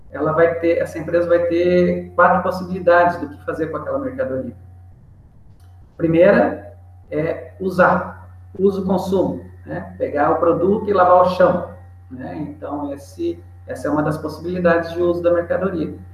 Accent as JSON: {"language": "Portuguese", "region": "São Paulo", "country": "Brazil", "tie": "born or raised there", "also_born_or_lived": "Minas Gerais / Venezuela / Panama", "lives_now": "Santa Catarina, Brazil", "said": "eu sou do interior de São Paulo, na verdade eu sou cigano, né? sou do Brasil, Nasci em São Paulo, morei em Minas, morei na Venezuela, morei no Panamá e acabei amarrando é, na minha atualidade a vida aqui em Santa Catarina."}